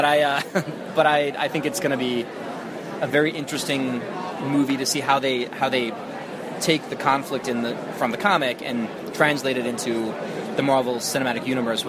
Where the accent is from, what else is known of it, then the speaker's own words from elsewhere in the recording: United States; I'm American